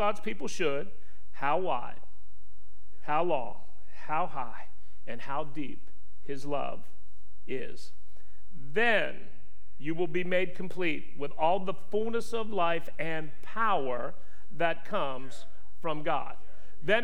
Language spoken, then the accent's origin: English; West Virginia, United States; I am from West Virginia